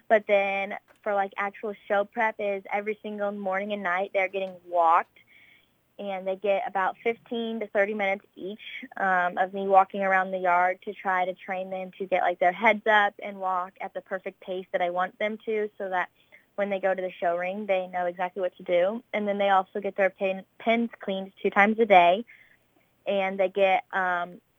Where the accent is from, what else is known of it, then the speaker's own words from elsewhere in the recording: Warren County, Illinois, United States; I'm actually from Warren County, so our main county fair is Warren County